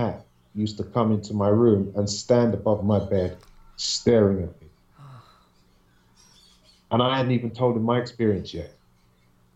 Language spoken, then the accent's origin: English; London, United Kingdom; I used to live in Southwest London up until the age of 5. And then we moved from Southwest London to an apartment in West London